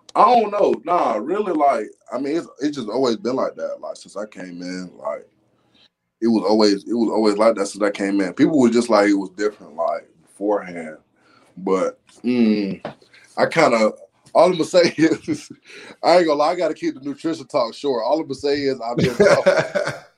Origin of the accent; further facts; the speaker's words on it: Alabama, United States; now in Gainesville, United States; I'm from Bama.